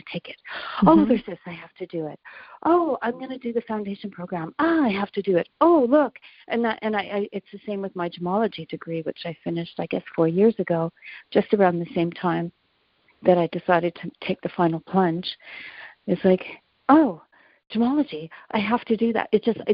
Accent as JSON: {"language": "English", "town": "Halifax", "region": "Nova Scotia", "country": "Canada", "tie": "born or raised there", "moved": "as an adult", "lives_now": "Montreal, Canada", "said": "when I grew up in Halifax"}